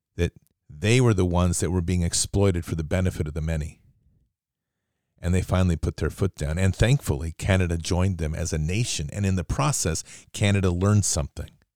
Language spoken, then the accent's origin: English; United States; growing up in the United States